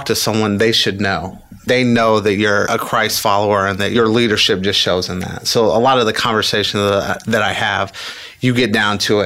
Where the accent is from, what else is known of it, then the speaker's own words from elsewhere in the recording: Indianapolis, Indiana, United States; I grew up in Indianapolis, okay. Just on the north side